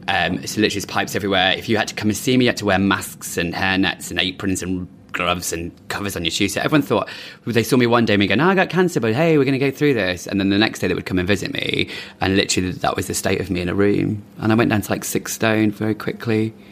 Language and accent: English; London, United Kingdom; born there; also born or lived in Manchester / Midlands; London, born here in London, moved to Manchester. And then we've lived in the Midlands a bit and just moved around a lot. And I came back to London 14 years ago